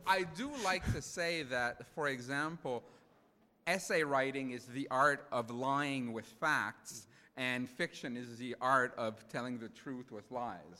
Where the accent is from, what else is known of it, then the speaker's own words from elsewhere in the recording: Montreal, Quebec, Canada; first language French; English is a second language; I grew up in a fr- francophone part of Montreal